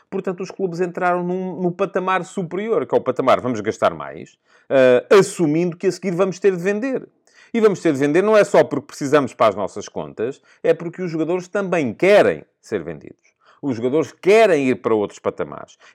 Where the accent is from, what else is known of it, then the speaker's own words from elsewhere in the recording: Portugal; Nós, nós somos de Portugal, caramba. Somos do sexto campeão ao sétimo agora campeonato da Europa.